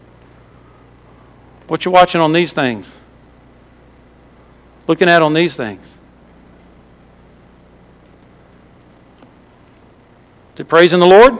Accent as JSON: {"language": "English", "region": "Louisiana", "country": "United States", "moved": "yes", "said": "I was from Louisiana"}